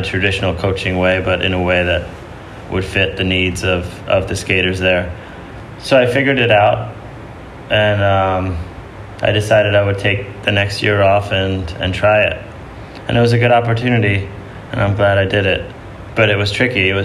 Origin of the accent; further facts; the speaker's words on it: Kinderhook, New York, United States; I grew up upstate New York in the Hudson Valley at a place called Kinderhook.